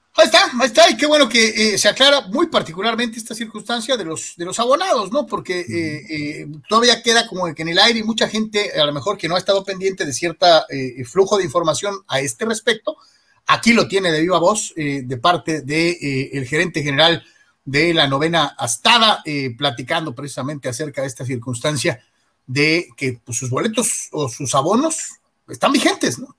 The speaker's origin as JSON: {"language": "Spanish", "town": "Guadalajara", "region": "Jalisco", "country": "Mexico", "said": "El, señor Yeme y yo somos tapatíos"}